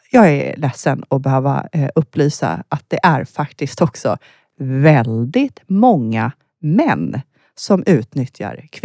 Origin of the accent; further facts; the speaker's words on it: Västergötland, Västra Götaland, Sweden; now in Uppsala, Sweden; Nej, jag är uppväxt i eh, södra Sverige. Mm. västgöte från början. Aha, okay. eh, ja, men jag flyttade därifrån eh, tidigt.